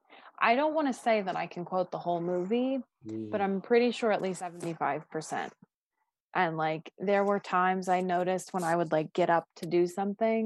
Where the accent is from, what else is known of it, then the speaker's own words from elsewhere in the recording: Pittsburgh, Pennsylvania, United States; I'm from Pittsburgh